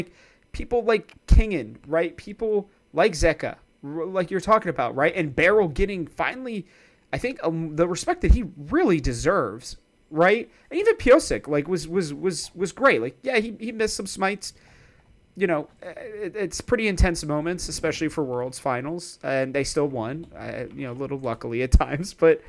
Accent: East Coast, United States; because I'm actually from the East Coast as well.

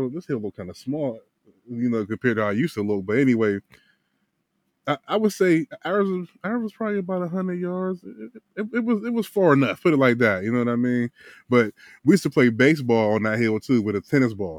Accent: Wilkinsburg, Pennsylvania, United States; I grew up in Wilkesburg

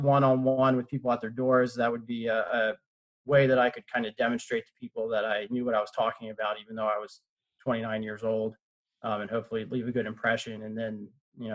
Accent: Lancaster, Pennsylvania, United States; moved away as an adult; now in Delaware, United States; I grew up in Lancaster, Pennsylvania, in kind of a rural area of Lancaster. Grew up right there, same place for all the way through high school.

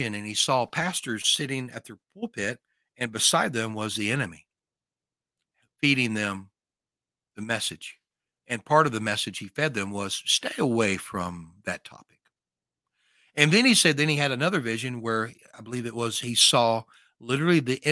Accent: northern Louisiana, United States; I'm from Louisiana

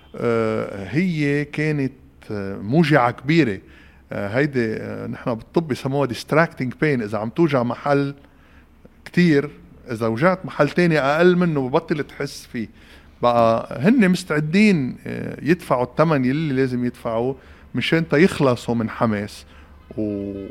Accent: Lebanon; ونحن كلبنانيين

